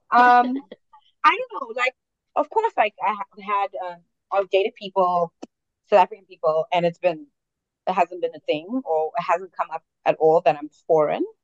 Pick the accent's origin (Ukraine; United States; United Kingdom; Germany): Germany; also born or lived in Ghana; I'm from Germany and I've lived in Ghana